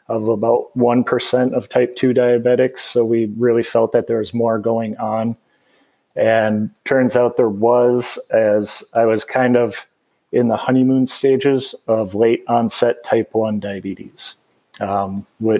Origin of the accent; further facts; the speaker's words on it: Bloomington, Minnesota, United States; moved away as an adult; also born or lived in St. Cloud, Minnesota; now in Asheville, United States; I grew up in Bloomington, Minnesota, which is just kind of in the suburbs of the Minneapolis-St. Paul area